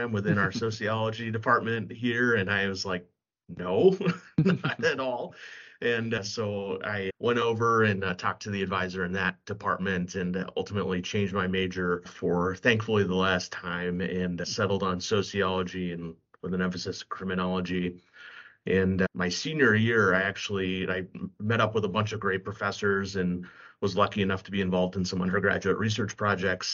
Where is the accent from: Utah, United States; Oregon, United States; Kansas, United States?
Kansas, United States; Kansas City; moved away as an adult; also born or lived in California / Manhattan, Kansas / Philadelphia; now in Minneapolis, United States; I actually was born and raised in California, but spent most of my childhood and growing up in Kansas City, the Kansas side specifically